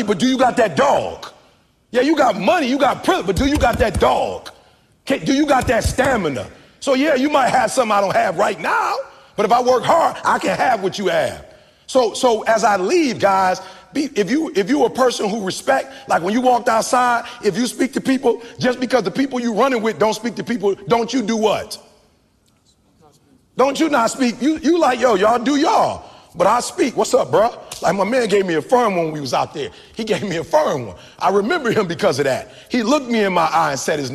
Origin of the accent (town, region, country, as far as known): Detroit, Michigan, United States